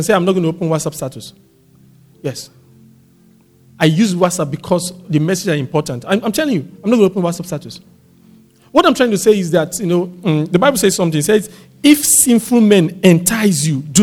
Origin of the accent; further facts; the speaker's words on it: Warri, Delta, Nigeria; I grew up in Warri